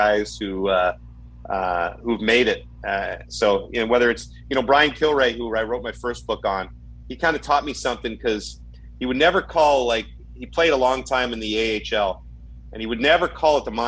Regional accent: Ottawa, Ontario, Canada; when I was a kid growing up in Ottawa

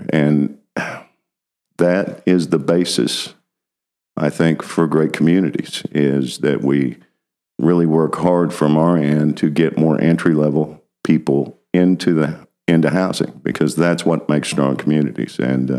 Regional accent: Edmond, Oklahoma, United States; I'm a proud Edmondite and lived there since 1963. So I went when there was only one high school as well.

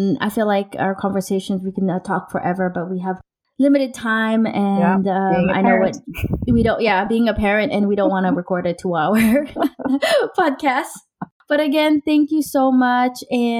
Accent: Los Angeles, California, United States; but I was raised in Los Angeles in US.

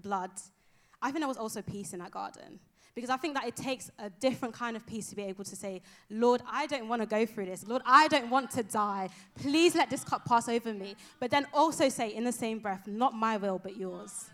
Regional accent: London, United Kingdom; moved away as an adult; also born or lived in Nigeria; now in Exeter, United Kingdom; I am originally from London, East London. Shout out, East London. I'm from Nigeria as well. That's my home

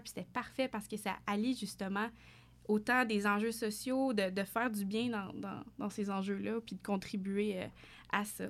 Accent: Fournier, Ontario, Canada; je suis une franco-ontarienne d'origine, originaire d'un tout petit village en Ontario, dans l'Est ontarien, Fournier particulièrement

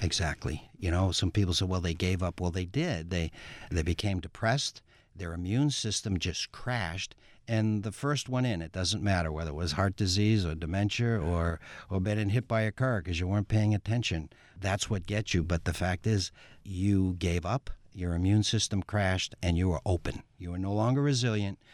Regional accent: Massachusetts, United States; I'm in public health and I'm from Massachusetts

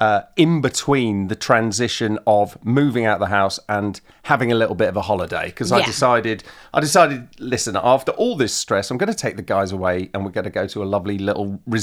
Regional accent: Manchester, North West England, United Kingdom; now in Los Angeles, United States; we're from Manchester.

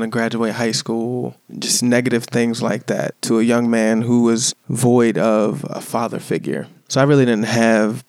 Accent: Chesapeake, Virginia, United States; I was born in Chesapeake, Virginia.

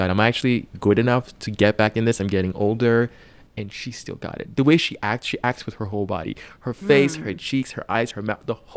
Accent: Nigeria; I'm Nigerian

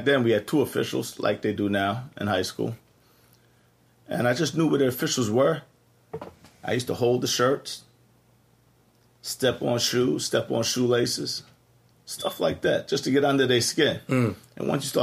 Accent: Elmont, New York, United States; also born or lived in Queens, New York; middle school, I went to IS-59 Queens. We had no basketball there, just a little intramural thing going on. Then I moved to Elmont, played point guard out here, 2 years on the varsity

